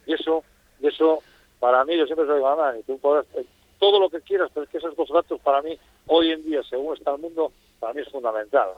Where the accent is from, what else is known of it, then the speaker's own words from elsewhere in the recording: Asturias, Spain; now in Fuerteventura, Spain; soy asturiano, no renuncias a tu origen